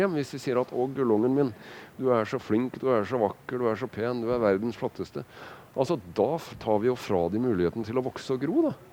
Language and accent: Norwegian; Kragerø, Telemark, Norway; jeg vokste opp i Kragerø